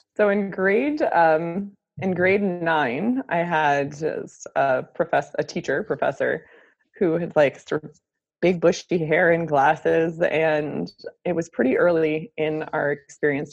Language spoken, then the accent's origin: English; United States; moved away as an adult; also born or lived in Baltimore, Maryland; now in Canada; I'm actually American